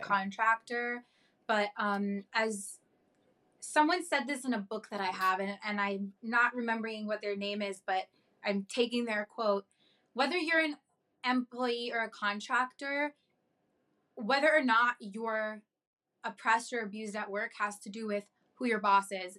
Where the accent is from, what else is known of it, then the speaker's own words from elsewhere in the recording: New York, United States; I was born and raised in New York and I've been able to live with my family